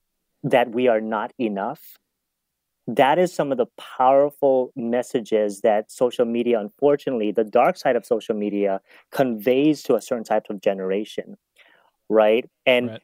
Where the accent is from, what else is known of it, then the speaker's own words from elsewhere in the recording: Kauai, Hawaii, United States; now in Southern California, United States; when I was growing up on Kauai, I was actually thinking of going into to become a pastor